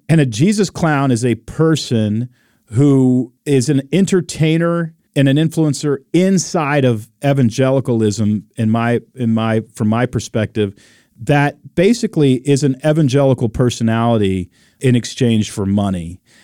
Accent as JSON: {"language": "English", "region": "Texas", "country": "United States", "also_born_or_lived": "Oregon", "moved": "as an adult", "said": "I'm from Texas"}